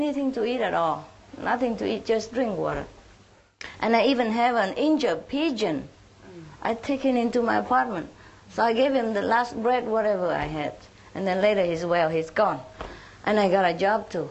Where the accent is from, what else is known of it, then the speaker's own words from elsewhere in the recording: Vietnam; moved away as an adult; also born or lived in France; I was born in Vietnam